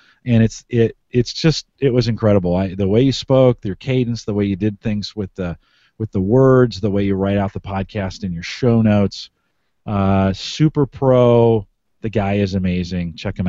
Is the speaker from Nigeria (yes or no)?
no; Canada; So, I am Canadian. I'm Canadian friendly.